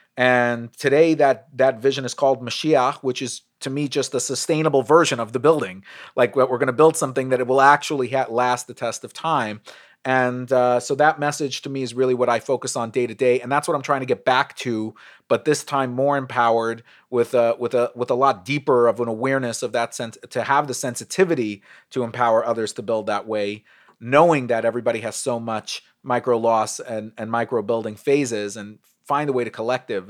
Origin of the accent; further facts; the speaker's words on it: New York City, New York, United States; I grew up in Brooklyn.